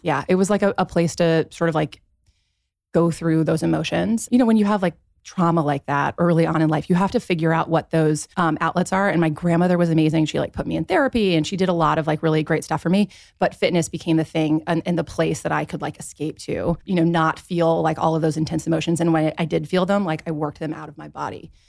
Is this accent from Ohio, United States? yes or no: yes; Dayton, Ohio, United States; moved away as an adult; also born or lived in Dallas, Texas / Los Angeles; I grew up in Dayton, Ohio